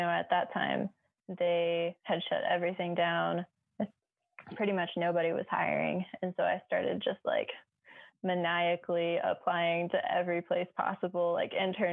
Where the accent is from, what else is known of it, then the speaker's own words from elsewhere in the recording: Ozark Mountains, southern Missouri, United States; moved away; I grew up in the south of Missouri, southern Missouri, kind of in the Ozark Mountains